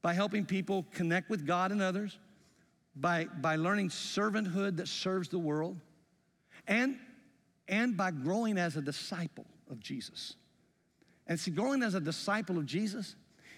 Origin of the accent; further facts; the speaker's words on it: the South, United States; accent: Southern; also born or lived in Greenfield, Indiana; now in Indiana, United States; I grew up going to high school and junior high in the South